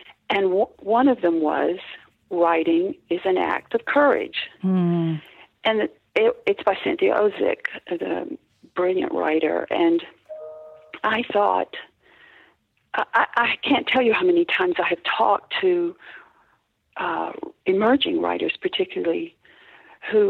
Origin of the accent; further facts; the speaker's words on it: the South, United States; I grew up in the South in pre-feminist America.